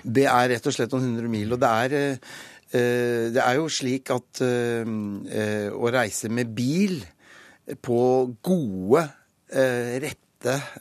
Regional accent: Norway

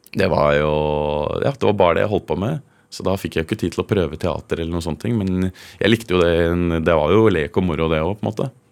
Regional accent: Kongsberg, Buskerud, Norway; moved away; also born or lived in Hovedøya, Oslo; hjemme i Kongsberg

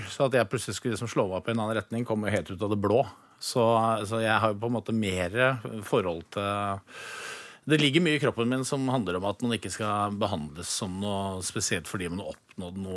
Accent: Innlandet, Norway; Du vet, jeg er fra Gudbrandsdalen. Vi skal ikke ha noen ting gratis.

